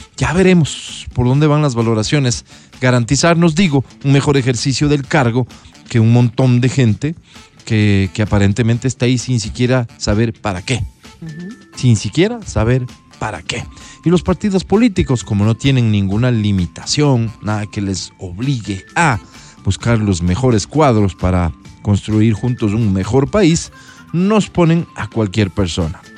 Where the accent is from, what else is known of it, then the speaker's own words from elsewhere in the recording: Ecuador; Soy ecuatoriano